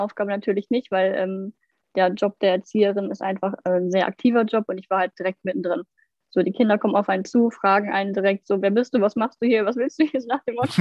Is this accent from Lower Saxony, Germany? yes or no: yes; Lower Saxony, Germany; ich komme aus Niedersachsen ich kann auch nur aus, von der Ausbildung aus Niedersachsen zum Beispiel erzählen